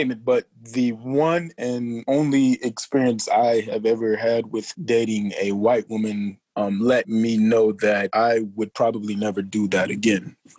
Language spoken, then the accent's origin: English; Jamaica; Us being Jamaican, like … said, I'm a ….